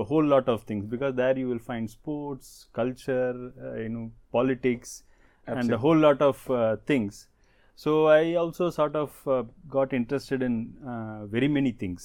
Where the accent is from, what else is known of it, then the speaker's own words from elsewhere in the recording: Chennai, Tamil Nadu, India; now in Pune, India; The place where I was born and brought up in Chennai, it's in North Madras, one of the most congested localities of Chennai